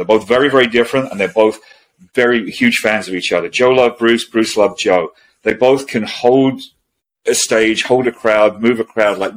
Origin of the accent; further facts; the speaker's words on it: London, United Kingdom; I grew up in London, spent a lot of time going to shows in London